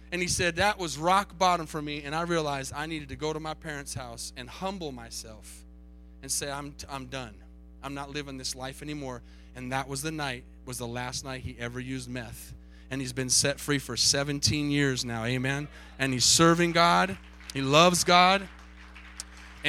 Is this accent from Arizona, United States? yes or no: yes; Tucson, Arizona, United States; moved away; I grew up in Tucson, Arizona